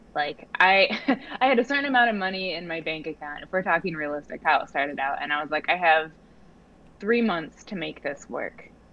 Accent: Oregon, United States; moved away as an adult; now in New York City, United States; I grew up in Oregon, um, and I moved to New York about 14, going on 14 years ago to, to school

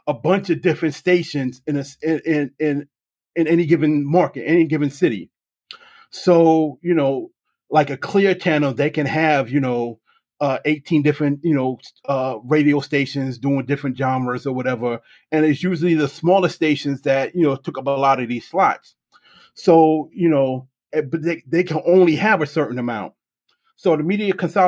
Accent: New York City, New York, United States; Being in New York, and I love my hometown, I love my city

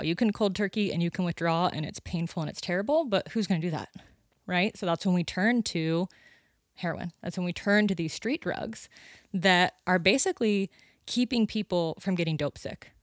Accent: Sonora, California, United States; moved away as an adult; now in Santa Cruz, United States; up by Yosemite. Yeah, Sonora

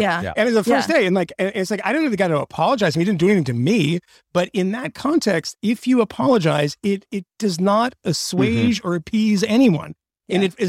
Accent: Bronxville, New York, United States; I'm from Bronxville.

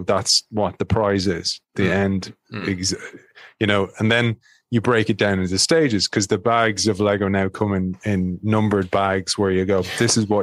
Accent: Ireland; I'm from Ireland

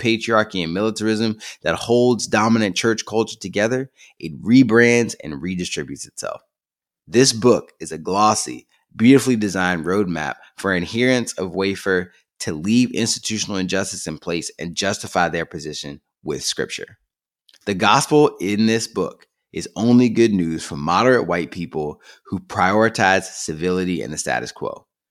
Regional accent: Virginia, United States; I grew up in Southern Virginia, Falwell's backyard

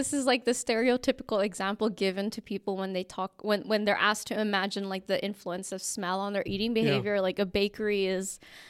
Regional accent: Indonesia; I grew up in mixed cultures as well. I come from, my dad is Dutch, my mom's from the Philippines, but I grew up in Indonesia.

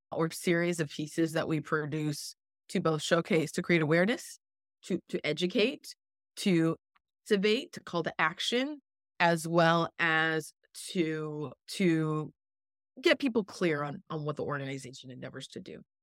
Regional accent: Canada; also born or lived in Jamaica (ancestry); now in Miami, United States; I am originally from Canada, and my family background is, uh, Jamaican on, on both sides

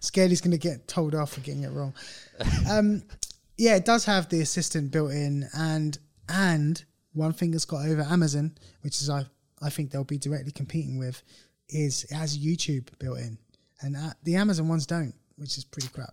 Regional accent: United Kingdom; we're British, we're a bit more laid back

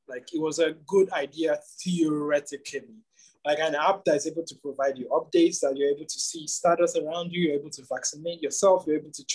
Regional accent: Nigeria; as a Nigerian who lived and grew up in Nigeria

